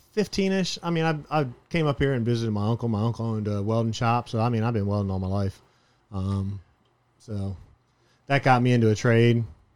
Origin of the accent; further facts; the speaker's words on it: Miami, Florida, United States; I grew up in Miami on the canals, in between Miami.